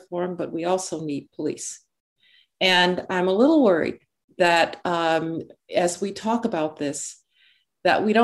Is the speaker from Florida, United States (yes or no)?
no; Birmingham, Alabama, United States; I grew up in Birmingham, Alabama.